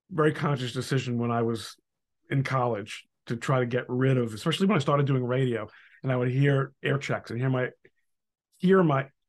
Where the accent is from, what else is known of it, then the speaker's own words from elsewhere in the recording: Brooklyn, New York, United States; and I'm from Brooklyn, and my mother is from a Spanish-speaking country.